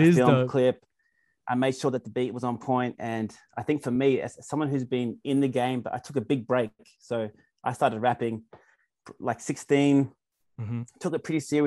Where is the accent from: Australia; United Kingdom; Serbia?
Australia; Canberra, Australian Capital Territory; Canberra, born and raised.